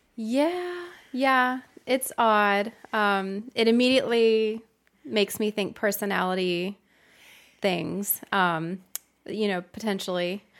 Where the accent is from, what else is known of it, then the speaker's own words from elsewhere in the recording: Florida, United States; now in California, United States; although I now live in California and I would call Disneyland my home resort, um, I grew up in Florida